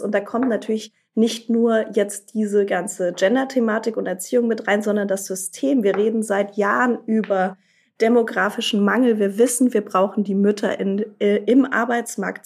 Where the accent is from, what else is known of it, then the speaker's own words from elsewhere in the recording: Germany; hier bei uns in Deutschland